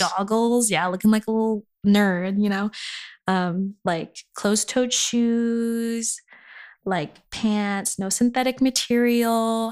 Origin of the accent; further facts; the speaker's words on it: Inland Empire, California, United States; I'm from the Inland Empire